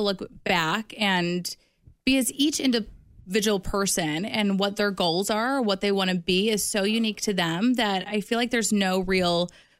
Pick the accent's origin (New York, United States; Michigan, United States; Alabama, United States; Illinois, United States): Illinois, United States; Chicago; moved away as an adult; also born or lived in River Forest, Illinois / Columbia, Missouri; now in Kansas City, United States; I am from Chicago